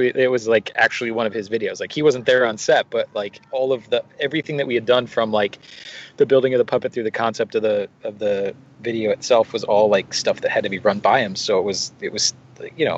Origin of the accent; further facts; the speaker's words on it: Wausau, Wisconsin, United States; moved away as an adult; now in Los Angeles, United States; I grew up in Wisconsin. I was actually born in Wausau